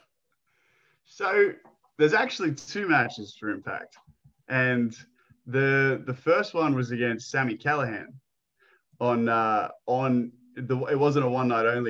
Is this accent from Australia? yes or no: yes; Australia; I'm Aussie.